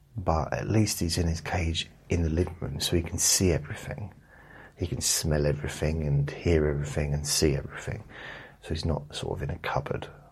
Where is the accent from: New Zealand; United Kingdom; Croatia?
United Kingdom; England; I'm from England.